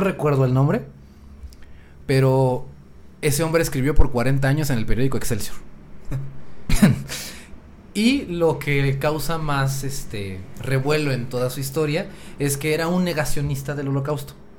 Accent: Mexico; nuestro país

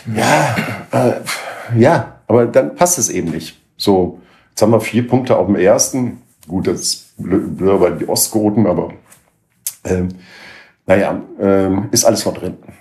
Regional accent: Oberhausen, North Rhine-Westphalia, Germany; bin ich an der Landwehr groß geworden, an der Burgenstraße Ecke Landwehr, also direkt am Trainingsgelände des SC Rot-Weiß Oberhausen

